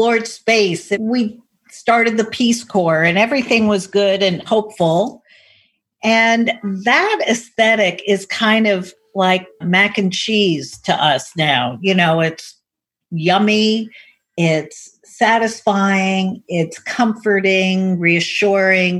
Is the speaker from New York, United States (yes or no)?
yes; New York City, New York, United States; I was raised in Manhattan.